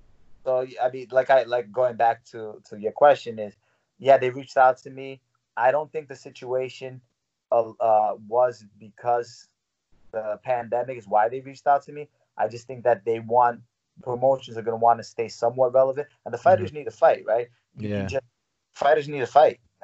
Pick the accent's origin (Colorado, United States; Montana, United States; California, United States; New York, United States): New York, United States; New York City; I didn't know if I would ever be able to fight in my hometown. I literally was fighting professionally without being able to fight in New York.